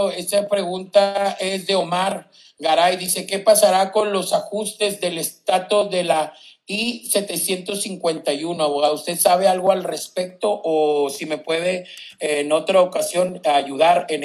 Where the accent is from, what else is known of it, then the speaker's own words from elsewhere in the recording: Guatemala; si yo tengo dos deportaciones, soy guatemalteco